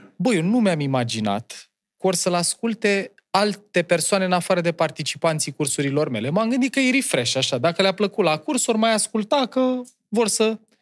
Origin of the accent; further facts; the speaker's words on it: Ploiești, Prahova, Romania; moved away; Eu am copilărit în Ploiești, în uh, cartierul Nord, pe strada Cameliei